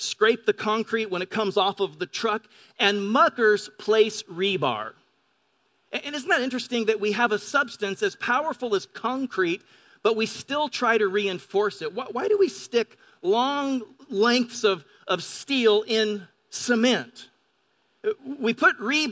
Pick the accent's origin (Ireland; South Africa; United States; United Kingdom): United States; Pend Oreille River, eastern Washington; now in La Verne, United States; I grew up on the Pend'Oreille River in eastern Washington